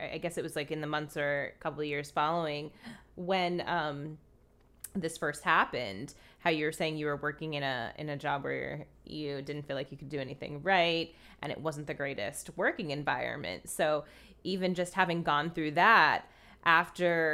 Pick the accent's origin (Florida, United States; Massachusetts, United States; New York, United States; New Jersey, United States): New Jersey, United States; I'm from New Jersey. Like, I definitely grew up in that environment